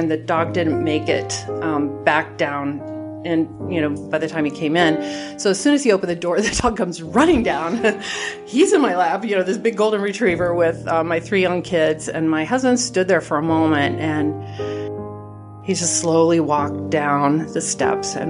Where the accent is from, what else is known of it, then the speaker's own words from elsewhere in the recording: California, United States; moved away; I grew up in California